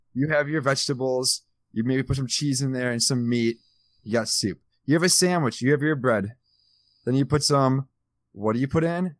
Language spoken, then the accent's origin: English; Midwest, United States; I'm from the Midwest